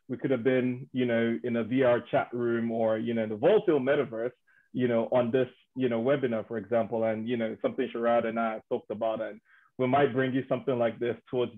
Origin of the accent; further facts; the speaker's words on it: Nigeria; moved away as an adult; now in United Kingdom; I'm born and raised in Nigeria. Moved out to the UK about 12 years ago.